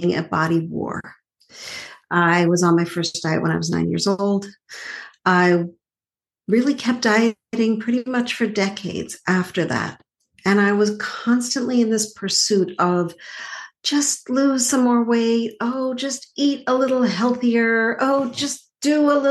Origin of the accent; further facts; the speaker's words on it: Montreal, Quebec, Canada; I grew up in Montreal